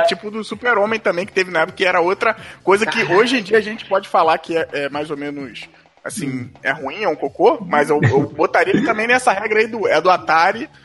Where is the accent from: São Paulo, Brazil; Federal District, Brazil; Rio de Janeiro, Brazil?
Rio de Janeiro, Brazil; eu sou aqui do Rio, lá de Madureira, né? Fui criado, nascido e criado em Madureira